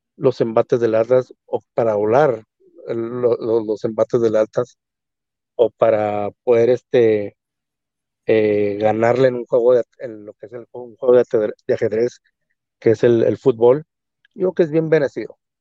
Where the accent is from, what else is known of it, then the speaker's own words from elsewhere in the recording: Mexico; nosotros como mexicanos, como latinos